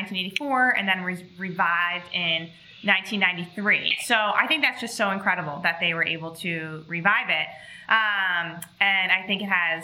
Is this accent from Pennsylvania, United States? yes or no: yes; Philadelphia, Pennsylvania, United States; I'm from Philly, right outside of Philly, and mostly everyone I know is also from Philly.